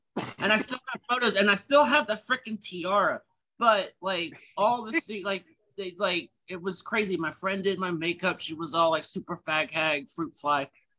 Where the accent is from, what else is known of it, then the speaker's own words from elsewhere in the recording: Ocean Springs, Mississippi, United States; moved away as an adult; also born or lived in Birmingham, Alabama; now in New Orleans, United States; I'm originally from Ocean Springs, Mississippi, on the Mississippi Gulf Coast, but I moved to New Orleans in 2002.